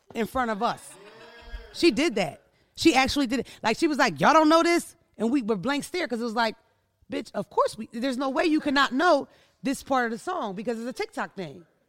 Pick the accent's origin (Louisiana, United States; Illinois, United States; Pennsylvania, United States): Pennsylvania, United States; Philadelphia; also born or lived in Wilmington, Delaware; We're from the East Coast. We're from Philadelphia